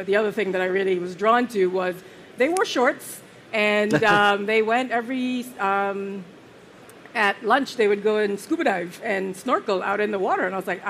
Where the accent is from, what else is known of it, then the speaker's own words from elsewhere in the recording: Barbados; also born or lived in Jamaica / St. Vincent; I was born in Jamaica. I spent a couple years of my life, and then I moved to St. Vincent, which is a small island on the Eastern Caribbean. And then once I was, about when I was starting my schooling, I moved to Barbados